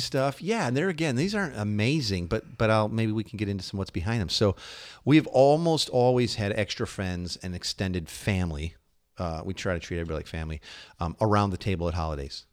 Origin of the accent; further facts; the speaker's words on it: Midwest, United States; we're from the Midwest